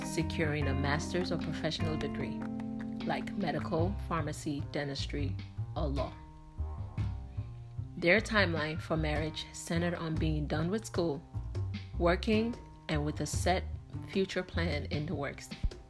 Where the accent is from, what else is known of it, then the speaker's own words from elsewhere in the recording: Nigeria; Our parents also had a preference as to who to marry as a Nigerian.